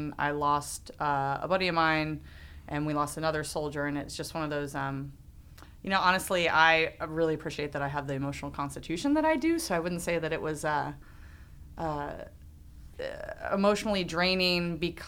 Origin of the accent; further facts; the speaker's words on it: Arlington, Virginia, United States; moved away; also born or lived in Alexandria, Virginia; I'm from the D.C. area. I was born in Alexandria, but actually graduated high school in Arlington, Virginia.